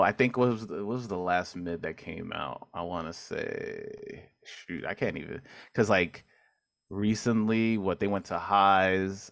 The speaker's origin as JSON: {"language": "English", "town": "New York City", "region": "New York", "country": "United States", "tie": "born or raised there", "also_born_or_lived": "Manhattan", "said": "I grew up in Queens, Corona Queens."}